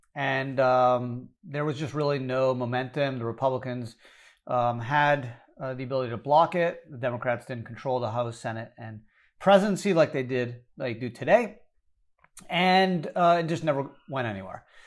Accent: Canada; now in United States; I was born in Canada

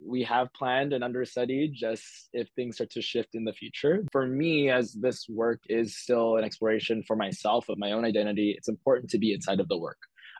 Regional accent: Philippines; Inadvertently, I'm Filipino everywhere I am. So my work is always going to be Filipino.

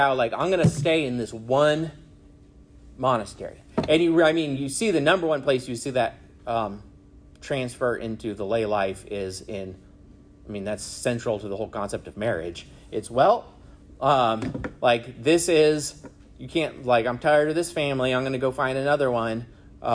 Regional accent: Arizona, United States; also born or lived in California / Michigan; now in South Carolina, United States; I was born in California, grew up in Arizona, went to school in Michigan, and now live in South Carolina

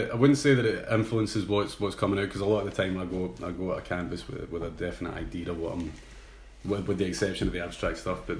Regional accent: Ayr, Scotland, United Kingdom; I was going to Alberta to meet a guy who I grew up with in Ayr.

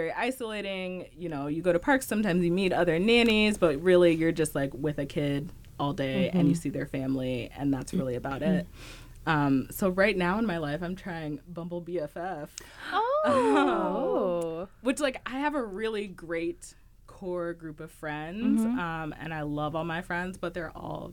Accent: Dallas, Texas, United States; moved away as an adult; now in Twin Cities, United States; I grew up in Dallas, which is, like, a huge city.

